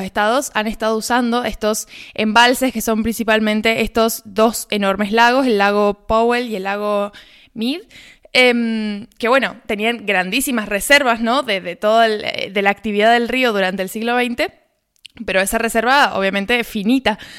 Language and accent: Spanish; Argentina